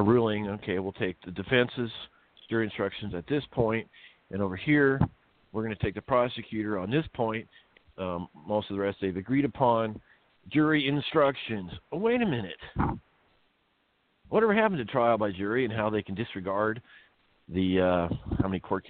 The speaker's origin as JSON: {"language": "English", "region": "Iowa", "country": "United States", "tie": "born or raised there", "also_born_or_lived": "Maryland", "moved": "as an adult", "lives_now": "California, United States", "said": "I was raised in Iowa"}